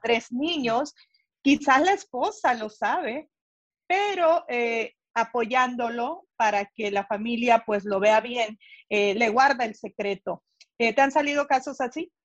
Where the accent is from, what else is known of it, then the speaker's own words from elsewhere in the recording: El Salvador; moved away; yo soy del Salvador